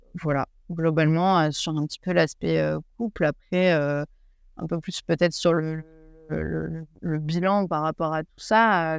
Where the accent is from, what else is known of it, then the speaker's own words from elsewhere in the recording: France; moved away as an adult; now in New Zealand; en tant que française